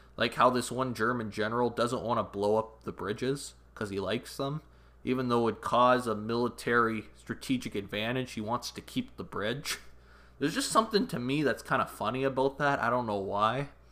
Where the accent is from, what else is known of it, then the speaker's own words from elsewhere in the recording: Canada; I'm Canadian